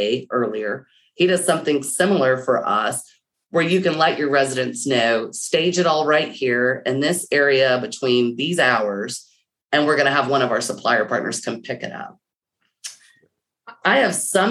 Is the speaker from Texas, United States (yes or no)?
yes; Texas, United States; I'm a Texan.